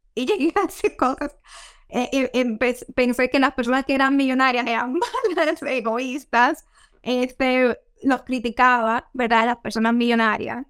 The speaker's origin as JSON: {"language": "Spanish", "country": "Dominican Republic", "tie": "born or raised there", "moved": "yes", "lives_now": "United States", "said": "yo nací y me crié en la República Dominicana"}